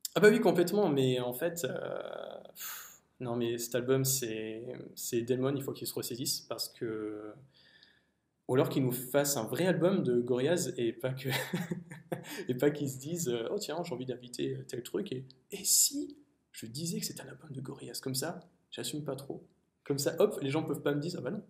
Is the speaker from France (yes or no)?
yes; France; en tant que Français